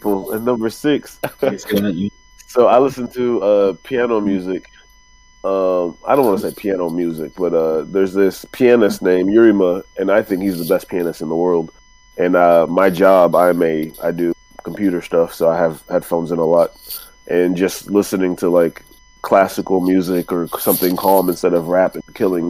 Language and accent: English; Baltimore, Maryland, United States; I'm from Baltimore